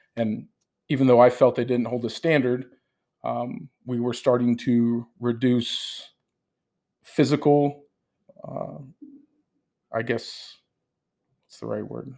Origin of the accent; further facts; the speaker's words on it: United States; I'm an American